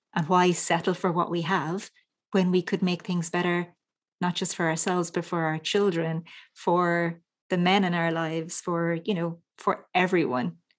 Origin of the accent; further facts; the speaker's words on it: Ireland; as a little girl growing up in Ireland